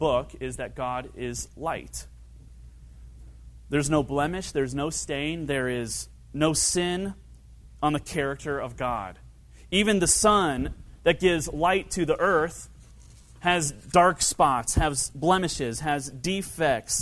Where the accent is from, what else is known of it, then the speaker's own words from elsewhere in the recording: Kentucky, United States; I grew up in Kentucky.